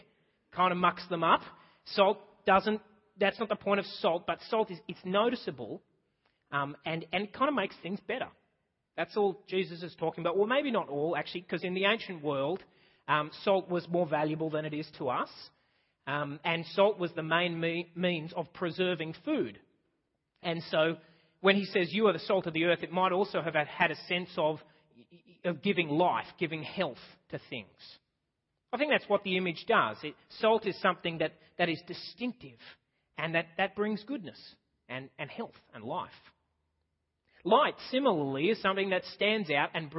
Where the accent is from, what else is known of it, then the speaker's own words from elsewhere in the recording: Australia; I'm just Australian.